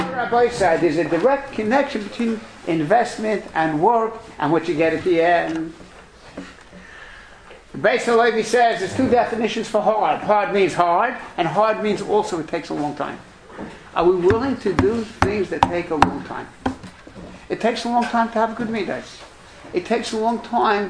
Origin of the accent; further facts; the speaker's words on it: New York City, New York, United States; I'm from Brooklyn